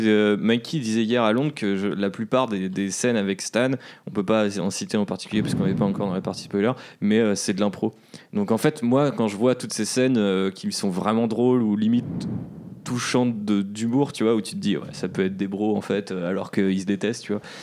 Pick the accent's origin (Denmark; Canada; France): France; also born or lived in Amsterdam; j'étais français